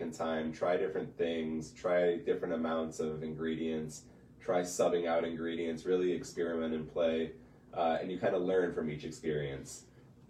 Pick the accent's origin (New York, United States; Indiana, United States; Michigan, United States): Michigan, United States; Detroit; moved away as an adult; also born or lived in Colorado / Denver; now in Traverse City, United States; I am originally from the Detroit area